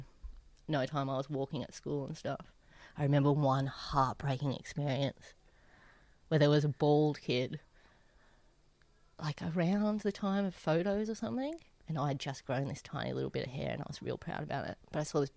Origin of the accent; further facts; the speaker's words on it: Wollombi, New South Wales, Australia; I'm from Wollombi